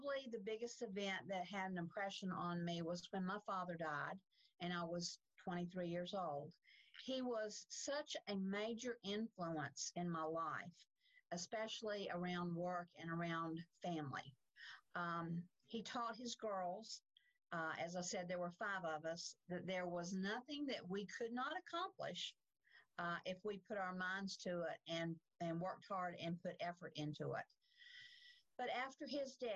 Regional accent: Salisbury, North Carolina, United States; now in Charlotte, United States; I grew up in Salisbury, just north of Charlotte, but I've been in Charlotte since 1972

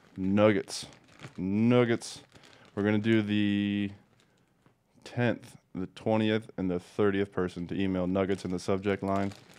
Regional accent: Denver, Colorado, United States; also born or lived in Des Moines, Iowa / Los Angeles; I moved there out of kindergarten into Colorado

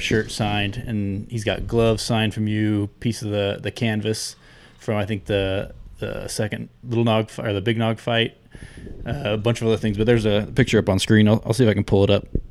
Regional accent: Southern California, United States; moved away; where I grew up in Southern California

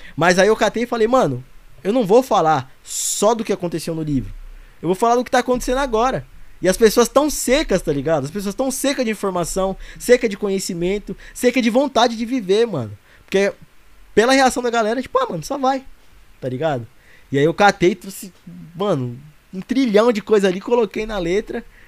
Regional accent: Arujá, São Paulo, Brazil; sou de Arujá.

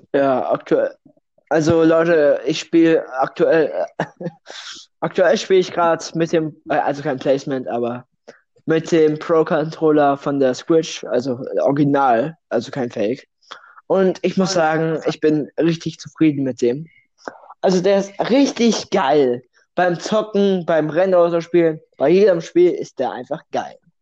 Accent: Russia; now in Germany; ich bin kein Deutscher. Das hört man vielleicht nicht am Akzent, da ich perfekt fließend Deutsch spreche

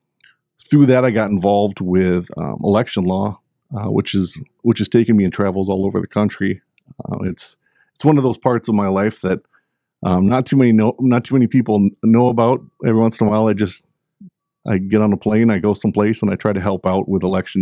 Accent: Gwinn, Michigan, United States; also born or lived in Germany; I grew up, I was born on a military base in Germany. My parents went back and forth. So I lived up in good old K.I. Sawyer in Gwinn, Michigan. Went back to Germany, lived there until I attended kindergarten in Germany.

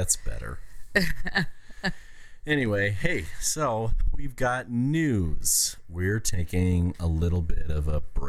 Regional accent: Cleveland, Ohio, United States; I'm from Cleveland.

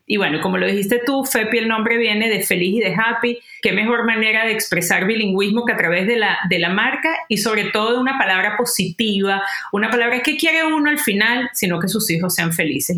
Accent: Venezuela; moved away as an adult; now in United States; Yo vengo de Venezuela, como muy bien saben, me mudo eh, vengo del mundo corporativo

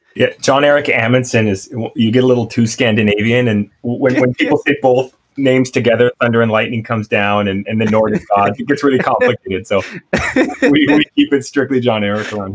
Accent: Canada; moved away; also born or lived in San Francisco / New York; growing up in Canada I, we grew up with a lot of Filipino kids

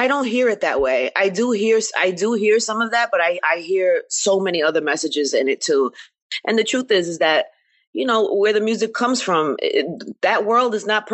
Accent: New York, United States; growing up in New York

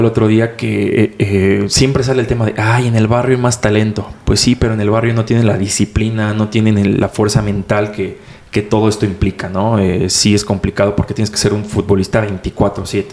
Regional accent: Mexico City, Mexico; tengo 22 años de aquí de Ciudad de México

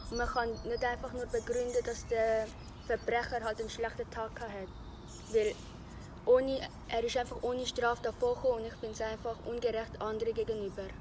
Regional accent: Vietnam; now in Switzerland; gehe in Spreitenbach in die zweite Bezirksschule und bin Vietnamesin.

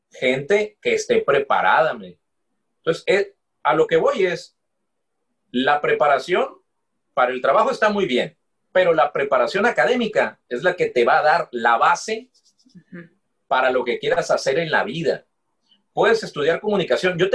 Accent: Mexico; yo no tengo papeles para trabajar en Estados Unidos, soy mexicano.

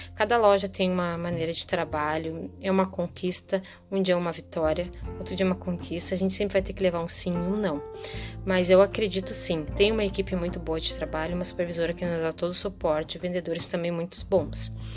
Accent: Gravataí, Rio Grande do Sul, Brazil; sou daqui de Gravataí, Rio Grande do Sul

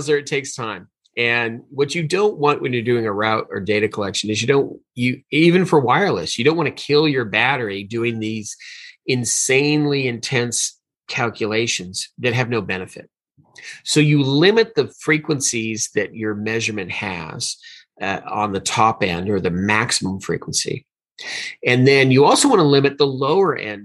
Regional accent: Hawaii, United States; I was born in Hawaii, so I learned a lot about volcanoes when I was a kid

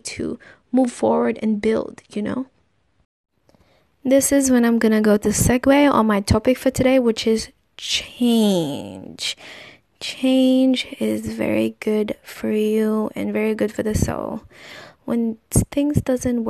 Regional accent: Philippines; in my country, I am Filipino

